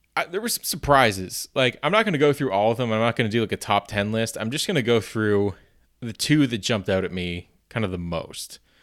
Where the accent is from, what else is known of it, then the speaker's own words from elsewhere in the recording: Canada; being a Canadian